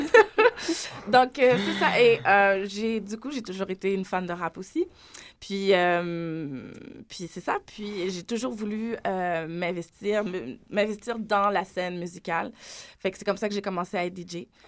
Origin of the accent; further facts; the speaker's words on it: South Shore of Montreal, Quebec, Canada; je viens pas de Montréal, je viens de la rive sud.